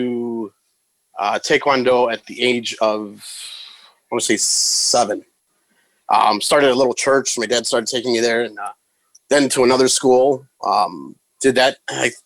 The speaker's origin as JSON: {"language": "English", "town": "Chicago", "region": "Illinois", "country": "United States", "tie": "born or raised there", "said": "Born and raised on the north side of Chicago"}